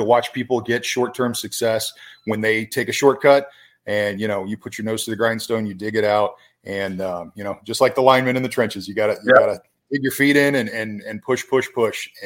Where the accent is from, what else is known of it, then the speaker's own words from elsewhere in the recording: Brandon, Florida, United States; I grew up in the Brandon area. I went to Bloomingdale High School.